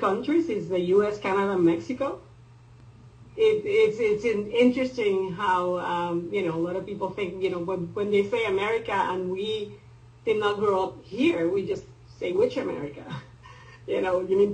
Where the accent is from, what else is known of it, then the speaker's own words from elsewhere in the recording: Puerto Rico; I consider myself Hispanic because I come from Puerto Rico.